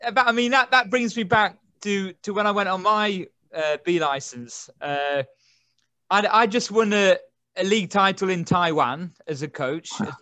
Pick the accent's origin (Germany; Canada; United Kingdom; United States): United Kingdom; England; I'm from England to start with.